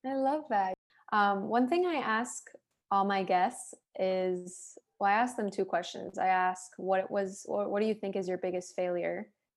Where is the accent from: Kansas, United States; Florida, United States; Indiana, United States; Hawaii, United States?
Florida, United States; Miami; moved away as an adult; now in Los Angeles, United States; Miami, I'm like, that's my hometown